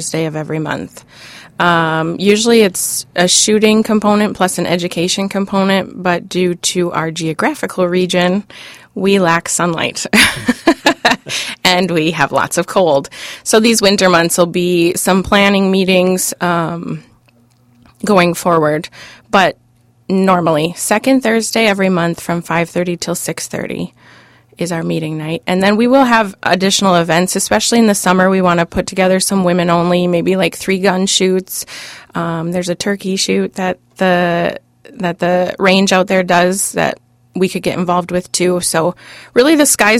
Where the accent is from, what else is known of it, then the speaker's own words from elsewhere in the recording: Hibbing, Minnesota, United States; Growing up in Hibbing, Minnesota, most of us hunted